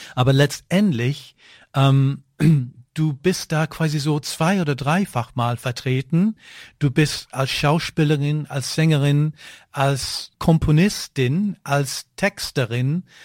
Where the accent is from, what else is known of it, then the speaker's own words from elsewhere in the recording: United Kingdom; now in Germany; ich bin Brite